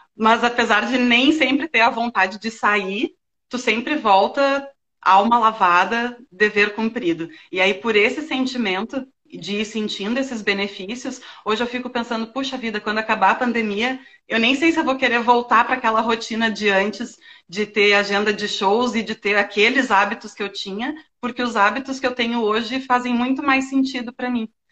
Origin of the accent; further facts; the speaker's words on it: Rio Grande do Sul, Brazil; accent: gaúcho; now in Florianópolis, Brazil; sou gaúcha, né? O pessoal deve ter percebido pelo sotaque